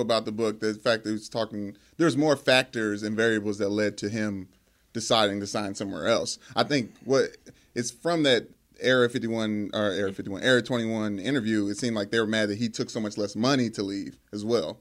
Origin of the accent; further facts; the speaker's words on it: Louisville, Kentucky, United States; Growing up in Louisville